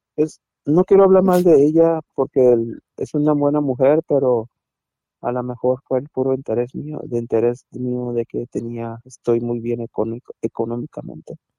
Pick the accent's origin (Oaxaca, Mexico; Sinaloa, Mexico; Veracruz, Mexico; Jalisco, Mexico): Sinaloa, Mexico; Mazatlán; moved away; yo soy de Mazatlán, de Mazatlán, Sinaloa, yo soy allá